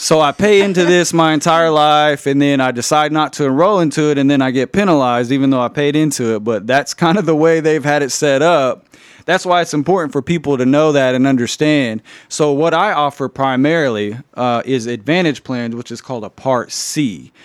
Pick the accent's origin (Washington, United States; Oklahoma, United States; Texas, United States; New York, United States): Oklahoma, United States; Anadarko; Anadarko is my hometown as well. Grew up there